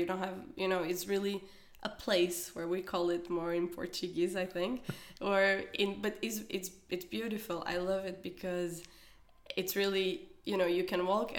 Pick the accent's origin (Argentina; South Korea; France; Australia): South Korea; also born or lived in Spain / Mexico / Netherlands / China; So even that for me, from Korea, that it's my hometown, going to Madrid first, then Mexico, then Holland, and then China